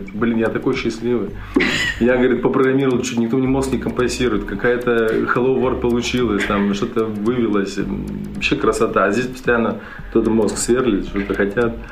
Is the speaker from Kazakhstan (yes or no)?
no; Russia; А, только я вообще родом не из Санкт-Петербурга, а из э, небольшого военного городка между Свердловском и Челябинском.